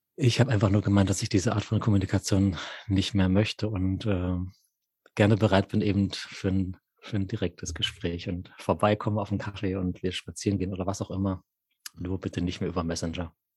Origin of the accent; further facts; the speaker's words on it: Munich, Bavaria, Germany; moved away as an adult; also ich bin einfach wieder da, München, meine alte Heimat